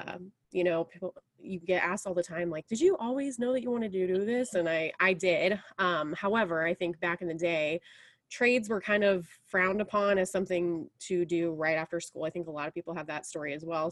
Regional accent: Indianapolis, Indiana, United States; now in Pendleton, United States; I have been in Indiana all of my life and kind of different parts of Indiana. I grew up in Indianapolis

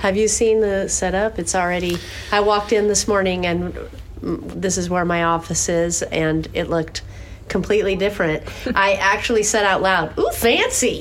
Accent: San Diego, California, United States; I grew up in San Diego

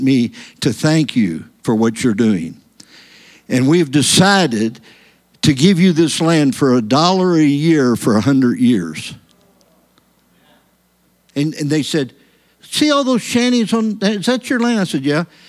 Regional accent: United States; I came from America

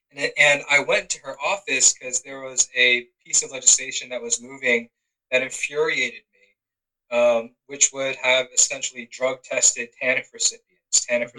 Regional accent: Georgia, United States; I'm proud of my Korean heritage, but I'm born and raised in Georgia. And, you know, this is the only home that I know of.

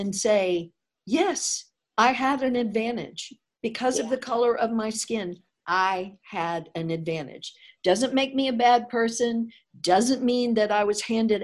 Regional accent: Deep South, United States; I grew up in the Deep South.

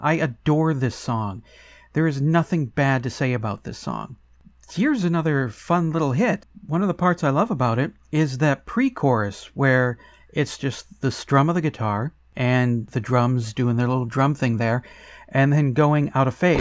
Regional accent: United States; I was born in America

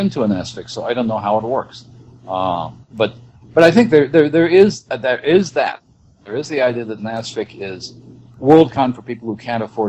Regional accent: Missouri, United States; I grew up in Missouri and I know Kansas City well

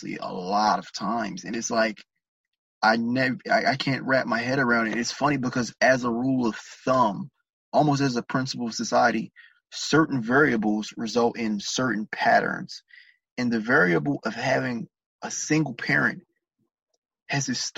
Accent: Maryland, United States; I'm from Maryland

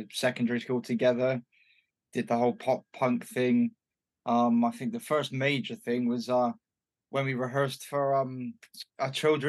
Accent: Bristol, South West England, United Kingdom; born or raised there

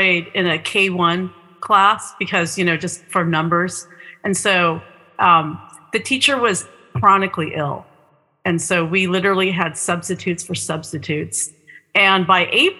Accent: Southern California, United States; I'm from Southern California

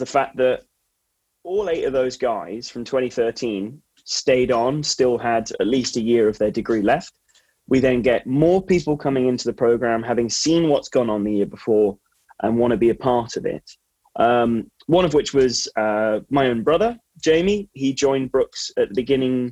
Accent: Marlow, South East England, United Kingdom; also born or lived in Abingdon; I was a day boy, and I was commuting from the Marlow area to school every day. So that was like my local club

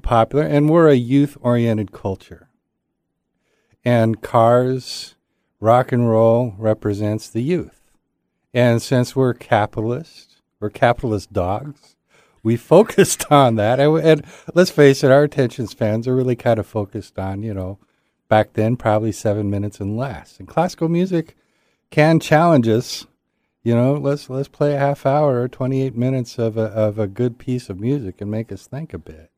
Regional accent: United States; growing up in America

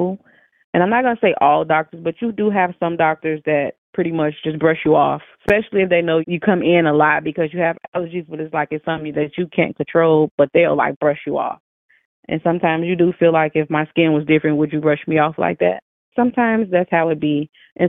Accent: Chicago, Illinois, United States; I'm from Chicago, Illinois

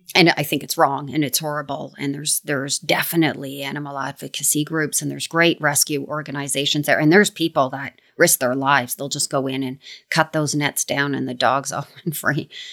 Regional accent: Canada; I like Canada just because I'm from here

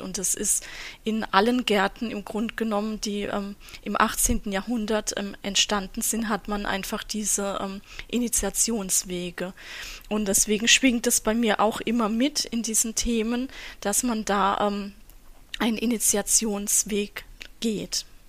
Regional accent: Southern Germany, Germany; Ich komme ja auch aus Süddeutschland

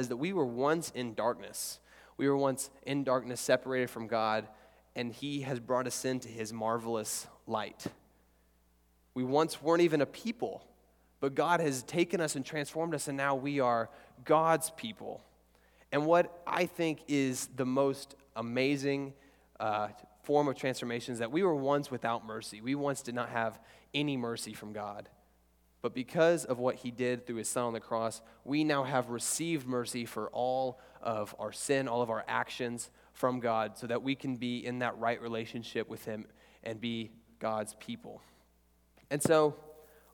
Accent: Oklahoma, United States; we're here in Texas, so I'm from Oklahoma, and there's nothing.

